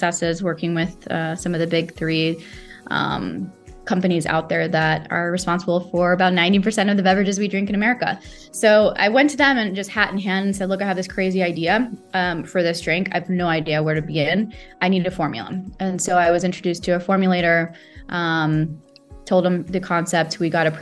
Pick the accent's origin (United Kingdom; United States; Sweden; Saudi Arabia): Saudi Arabia; moved away; I grew up in Saudi Arabia